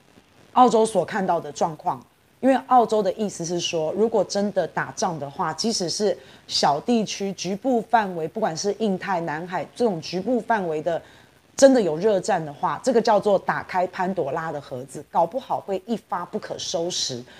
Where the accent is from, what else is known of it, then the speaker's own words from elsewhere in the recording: Taiwan; 我也是台湾人